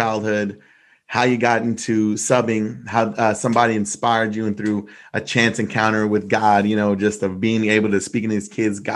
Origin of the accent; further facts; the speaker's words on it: Rosenberg, Texas, United States; I grew up in Rosenberg, Texas